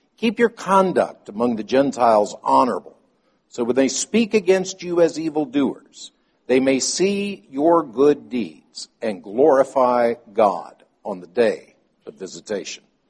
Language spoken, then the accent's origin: English; Nashville, Tennessee, United States; moved away; I'm from Nashville.